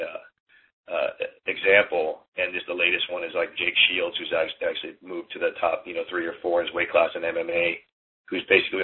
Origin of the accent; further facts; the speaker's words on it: Berkeley, California, United States; also born or lived in Hong Kong; I'm from Berkeley